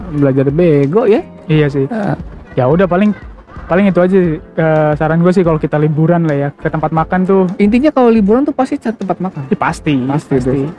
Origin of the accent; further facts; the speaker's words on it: Padang, West Sumatra, Indonesia; Karena gua orang Padang, Bro.